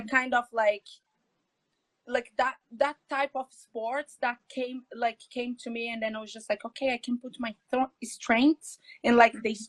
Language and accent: English; São Paulo, Brazil; English is a second language; moved away as an adult; now in Dublin, Ireland; I'm Brazilian from Brazil, São Paulo